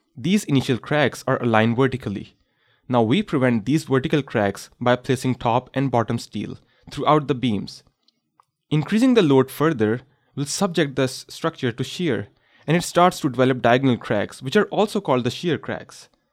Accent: Pakistan; moved away as an adult; now in Canada; during my childhood, I experienced one of the most devastating earthquake in the history of my home country, Pakistan.

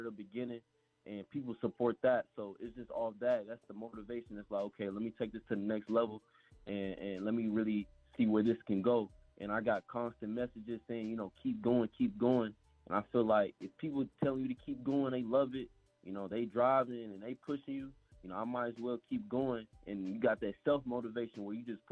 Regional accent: Memphis, Tennessee, United States; I'm from Memphis, Tennessee

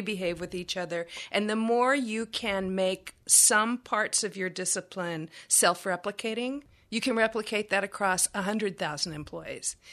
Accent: Texas, United States; I'm from Texas

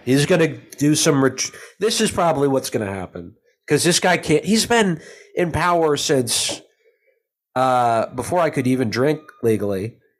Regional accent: United States; as an American

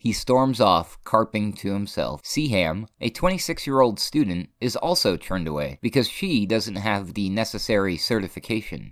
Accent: New Hampshire, United States; moved away as an adult; now in New Mexico, United States; I come from New Hampshire, and I live in New Mexico now

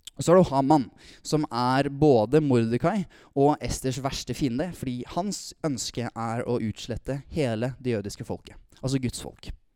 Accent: Tønsberg, Vestfold, Norway; Kommer fra Tønsberg

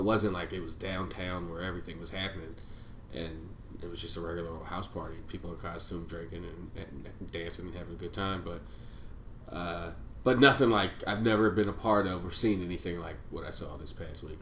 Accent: Philadelphia, Pennsylvania, United States; I was from Philly

